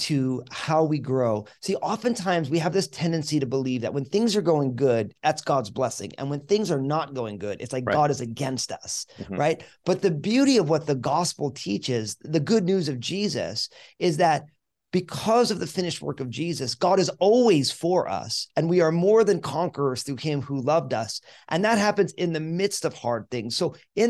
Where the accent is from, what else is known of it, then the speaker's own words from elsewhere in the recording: New Jersey, United States; I'm born and raised in New Jersey